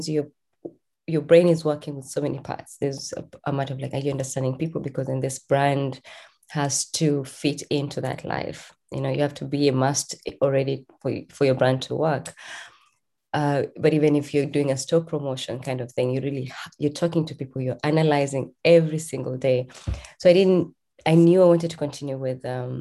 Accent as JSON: {"language": "English", "country": "Kenya", "tie": "born or raised there", "moved": "as an adult", "said": "I'm born and raised in Kenya"}